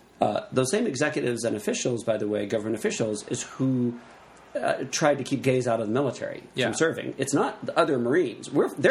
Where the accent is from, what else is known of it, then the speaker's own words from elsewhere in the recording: the South, United States; I'm from the South.